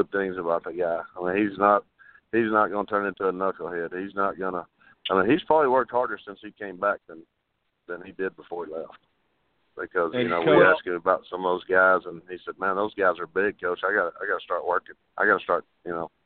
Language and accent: English; Bonham, Texas, United States; I grew up in Bonham, Texas